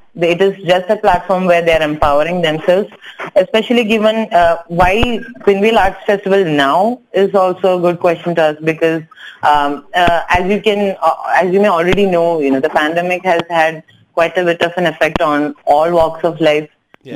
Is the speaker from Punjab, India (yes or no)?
no; Kochi, Kerala, India; first language Tamil; English is a second language; moved away as an adult; now in Hyderabad, India; I'm actually from Kochi. I'm a Tamil speaker, but raised in Kerala, so I know Malayalam as well.